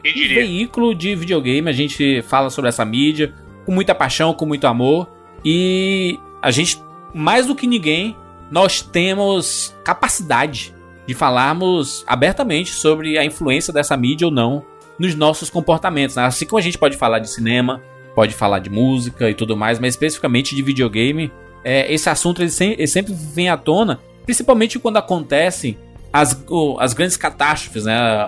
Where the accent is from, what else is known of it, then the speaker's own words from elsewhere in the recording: Brazil; como brasileiro